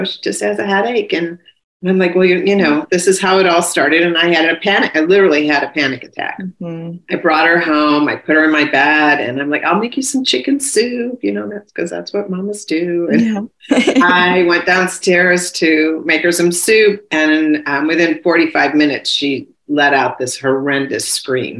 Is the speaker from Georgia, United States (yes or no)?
no; New York, United States; I'm from New York